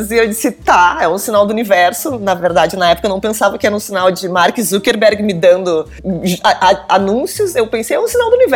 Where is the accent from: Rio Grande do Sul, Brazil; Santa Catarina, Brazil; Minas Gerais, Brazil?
Rio Grande do Sul, Brazil; Sou gaúcha, sou gaúcha.